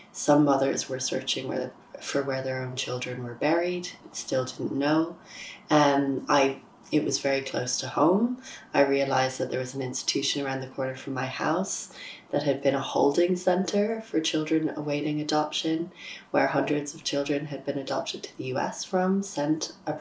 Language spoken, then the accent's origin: English; Dublin, Leinster, Ireland; I'm from Dublin and I'm a freelance journalist